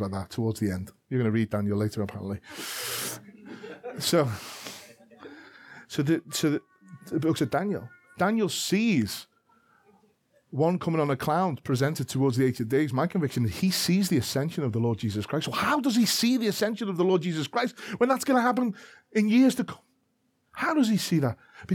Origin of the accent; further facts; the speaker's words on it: Liverpool, North West England, United Kingdom; I am a Scouser from Liverpool.